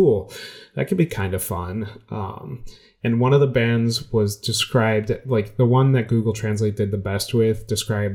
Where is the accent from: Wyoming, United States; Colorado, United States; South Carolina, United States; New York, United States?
New York, United States; I told him New York